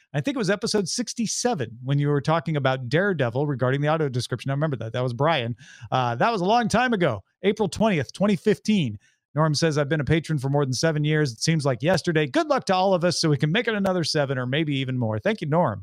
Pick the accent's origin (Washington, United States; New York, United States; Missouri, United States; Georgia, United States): Missouri, United States; St. Louis; I'm from Saint Louis, from the Saint Louis area